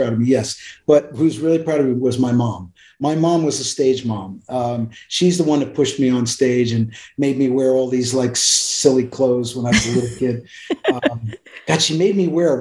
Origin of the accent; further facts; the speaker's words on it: Pennsylvania, United States; also born or lived in New York City; I was born in New York City, but I grew up in Pennsylvania. We moved to Pennsylvania when I was four.